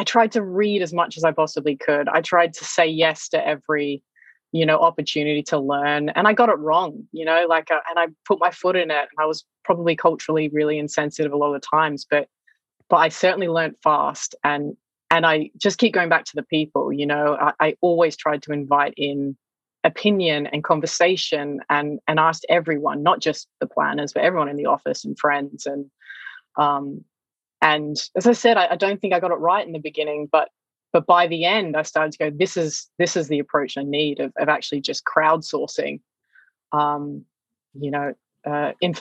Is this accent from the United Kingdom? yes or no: no; Australia; moved away; also born or lived in China; growing up in Australia